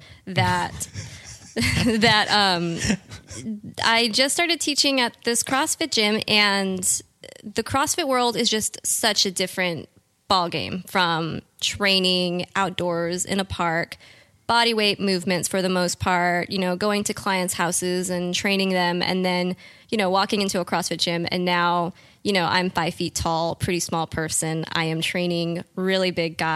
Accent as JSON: {"language": "English", "town": "Visalia", "region": "California", "country": "United States", "tie": "born or raised there", "said": "I grew up in the Central Valley."}